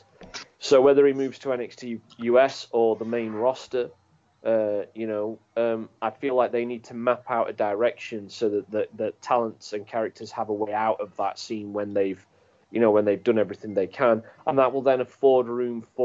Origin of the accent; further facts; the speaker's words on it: United Kingdom; as a British wrestling fan